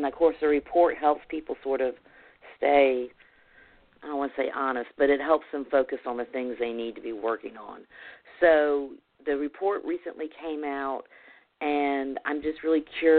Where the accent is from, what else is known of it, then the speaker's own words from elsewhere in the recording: the South, United States; Clearly, I'm from the South and not from California.